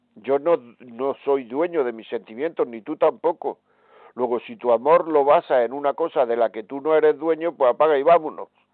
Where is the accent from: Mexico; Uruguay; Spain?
Spain; Granada, Andalusia; Granada, que es mi tierra